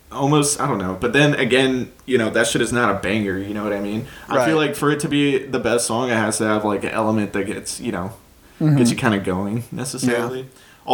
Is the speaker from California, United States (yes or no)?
yes; California, United States; growing up in California, Coachella has always been a thing